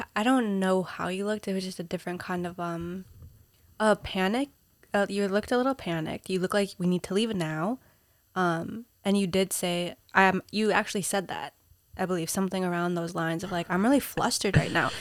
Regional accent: Minnesota, United States; also born or lived in Peru; now in New York City, United States; I grew up in Minnesota

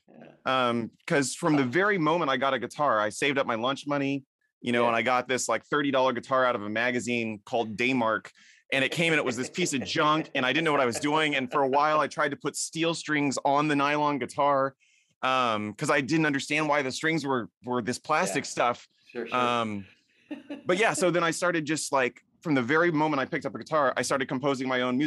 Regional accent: Orange County, Southern California, United States; We both grew up in Southern California.

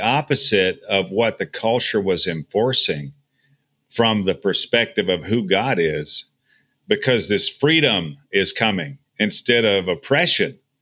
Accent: Texas, United States; moved away as an adult; I was, you know, born and raised in Texas. I lived outside for a number of years, and I'm living, you know, back in Texas now

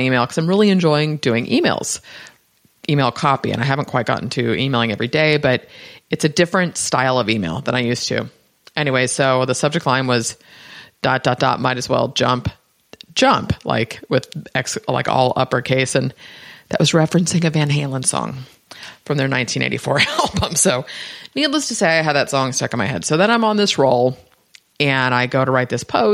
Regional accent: Bay Area, Northern California, United States; I'm from the Bay Area.

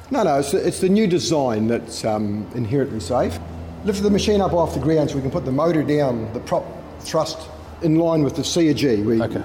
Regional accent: Clinton, Otago, New Zealand; accent: Scottish brogue; now in Australia; Clinton was where we were brought up on a farm there

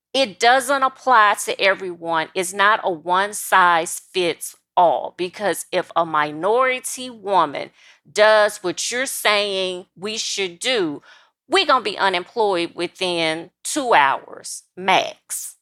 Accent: South Louisiana, United States; South Louisiana. So I'm sixty miles outside of New Orleans and thirty miles from the state capital of Louisiana, which is Baton Rouge

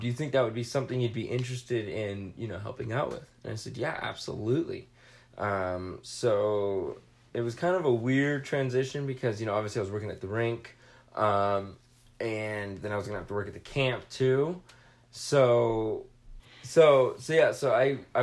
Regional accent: Southern California, United States; I grew up in Southern California.

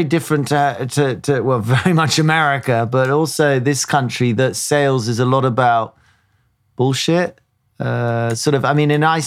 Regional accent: United Kingdom; as a Brit

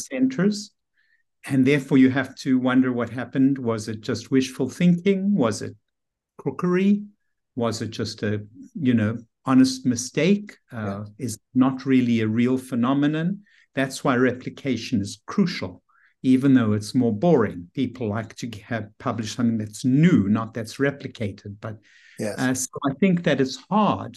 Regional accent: Johannesburg, Gauteng, South Africa; moved away as an adult; also born or lived in New York City, United States; now in Bethesda, United States; I grew up in Johannesburg, South Africa

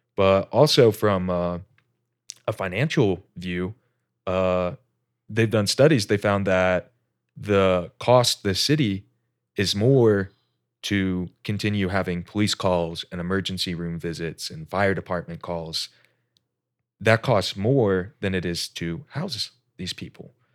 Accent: Indianapolis, Indiana, United States; moved away as an adult; also born or lived in Alaska; generic Midwest kid, born, raised Indianapolis

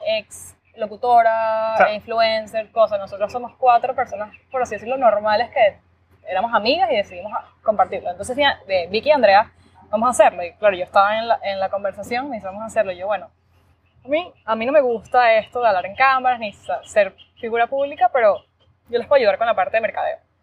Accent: Valencia, Carabobo, Venezuela; moved away as an adult; also born or lived in Miami, United States; now in United States; soy venezolana, vivo en Estados Unidos desde el 2016. Bueno, como muchos, estudié, crecí en Venezuela, 100% venezolana

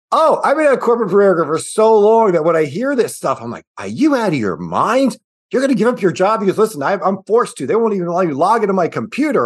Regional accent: Midwest, United States; moved away as an adult; also born or lived in Cincinnati, Ohio; now in Nashville, United States; I am a Midwesterner at heart

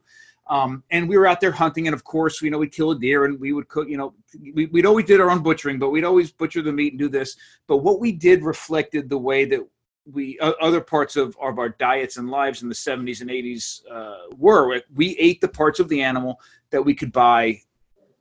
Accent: Monmouth County, New Jersey, United States; I grew up in New Jersey, a couple miles from the beach in Monmouth County, New Jersey

